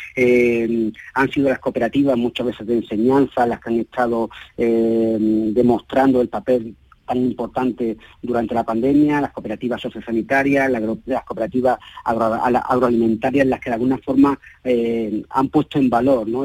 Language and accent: Spanish; Málaga, Andalusia, Spain; soy malagueño